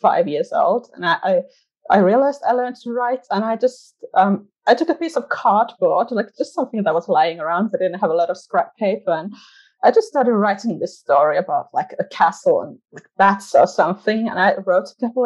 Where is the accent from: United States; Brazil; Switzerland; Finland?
Finland; accent: part Finnish, but part British and part like growing up watching Friends; English is a second language; also born or lived in England; I'm from Finland. I was born here and now I'm kind of stuck here.